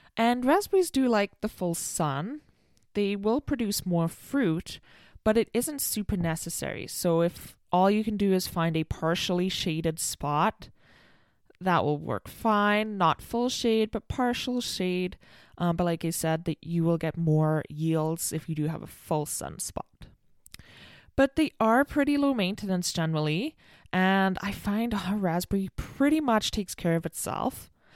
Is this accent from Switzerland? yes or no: no; United Kingdom; I'm British